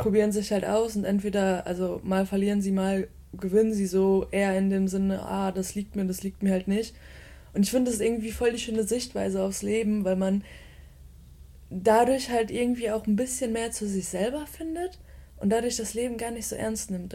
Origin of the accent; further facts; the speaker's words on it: Bottrop, North Rhine-Westphalia, Germany; moved away as an adult; also born or lived in Aachen; now in Cologne, Germany; ich bin im Ruhrgebiet groß geworden, in, in einem kleinen Kaff, das nennt sich Bottrop